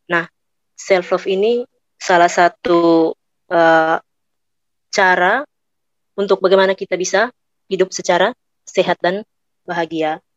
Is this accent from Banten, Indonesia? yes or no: no; East Nusa Tenggara, Indonesia; Saya asalnya dari Malaka dan Manggarai karena bapak mama saya berasal dari dua daerah itu.